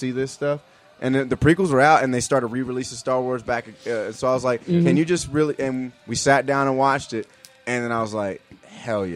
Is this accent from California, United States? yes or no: yes; Inglewood, California, United States; I grew up in Los Angeles in Inglewood, California